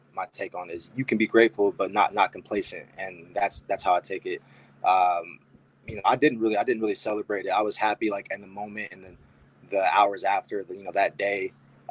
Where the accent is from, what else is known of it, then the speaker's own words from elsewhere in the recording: Columbus, Ohio, United States; I went to Hilliard-Davidson High School. It's a suburb of Columbus.